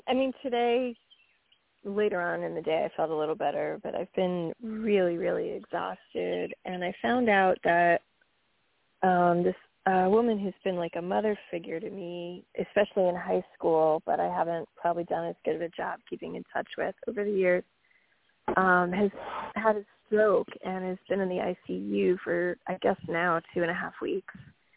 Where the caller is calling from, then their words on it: New York, United States; Hi, this is … from New York.